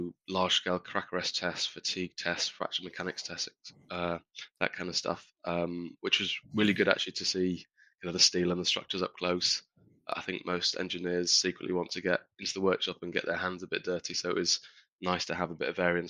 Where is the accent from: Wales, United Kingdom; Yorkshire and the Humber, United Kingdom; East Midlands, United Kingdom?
Yorkshire and the Humber, United Kingdom; moved away; also born or lived in Durham; I grew up in Yorkshire